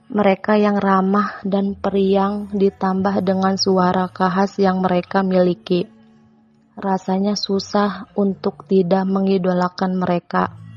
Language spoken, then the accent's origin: Indonesian; Tangerang, Banten, Indonesia; Umur aku 18 tahun, kota asal aku Tangerang Cikupa.